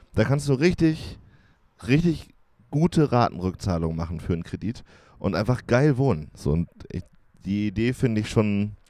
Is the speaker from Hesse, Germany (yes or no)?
no; Jena, Thuringia, Germany; Ich bin ja in Jena groß geworden